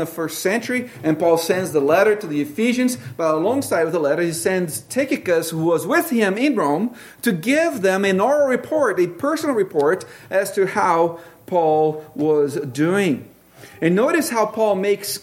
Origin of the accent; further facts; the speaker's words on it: Brazil; moved away; I grew up in Brazil